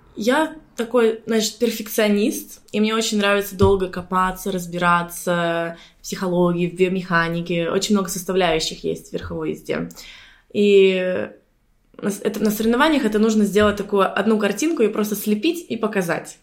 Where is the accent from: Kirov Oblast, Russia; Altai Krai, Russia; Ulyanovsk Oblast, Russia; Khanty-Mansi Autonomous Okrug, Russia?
Khanty-Mansi Autonomous Okrug, Russia; Surgut; also born or lived in India / Sardinia / Dubai / Lebanon; now in Cyprus; я, кстати, из Суркута, из России